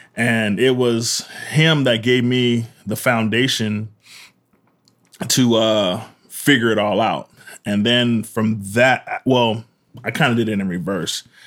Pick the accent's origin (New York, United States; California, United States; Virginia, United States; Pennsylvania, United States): California, United States; Pasadena; I grew up in Pasadena, Pasadena